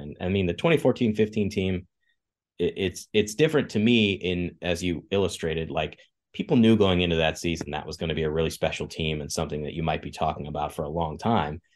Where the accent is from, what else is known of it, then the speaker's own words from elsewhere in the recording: Kansas, United States; moved away; I grew up in Kansas